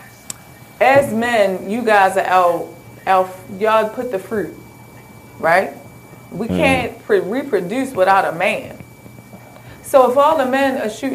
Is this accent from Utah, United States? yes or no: no; Baltimore, Maryland, United States; we're from Baltimore